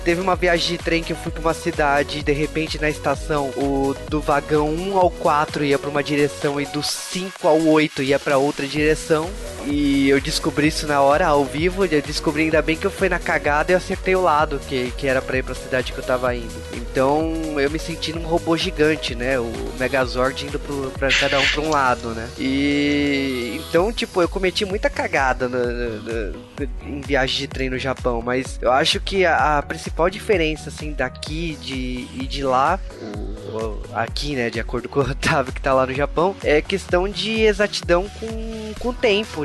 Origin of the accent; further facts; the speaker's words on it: Brazil; a gente é brasileiro